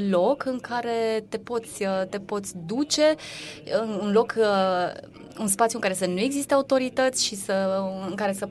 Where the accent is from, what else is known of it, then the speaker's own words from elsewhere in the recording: Bucharest, Romania; born there; now in Cluj-Napoca, Romania; Eu, de exemplu, m-am născut la București și nu m-am simțit liberă când eram uh, copil, pentru că părinții mei nu mă lăsau să fug pe iarbă.